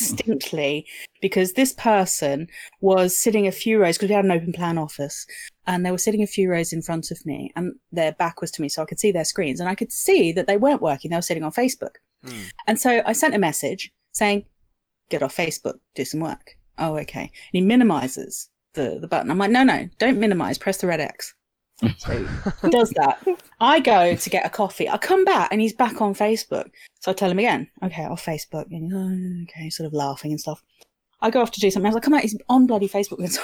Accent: Australia; moved away as an adult; now in Sussex, United Kingdom; I'm Australian by birth, but I have French citizenship as well.

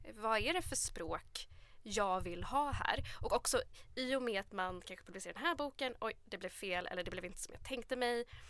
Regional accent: Sweden; man själv är en svensk författare som är uppvuxen i Sverige

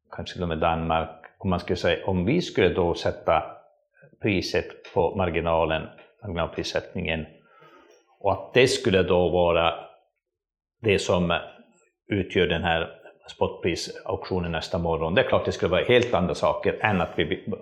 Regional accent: northern Sweden, Sweden; jag kommer från norra Sverige

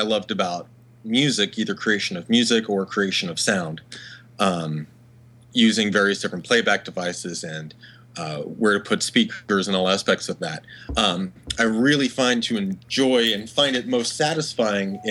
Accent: Dallas, Texas, United States; Growing up in Dallas, in high school

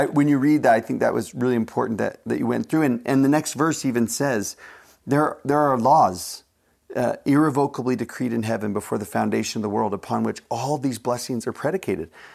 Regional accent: United States; as an American

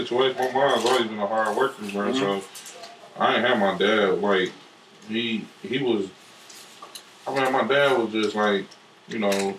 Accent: Milwaukee, Wisconsin, United States; I was born and raised, man, from a project. My project's Hillside.

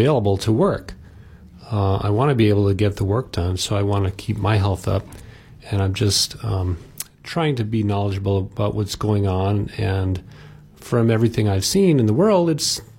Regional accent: Oahu, Hawaii, United States; now in Maui, United States; When I was a kid growing up on Oahu, we lived in the country.

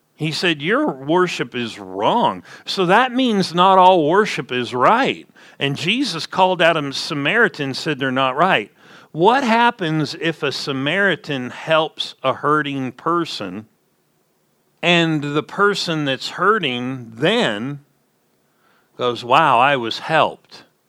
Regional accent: Southern California, United States; I'm from Southern California

